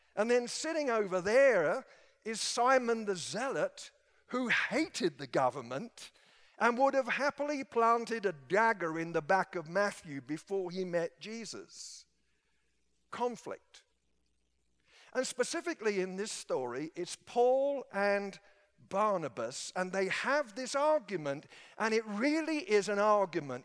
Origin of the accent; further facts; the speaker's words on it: England, United Kingdom; moved away; back in my home country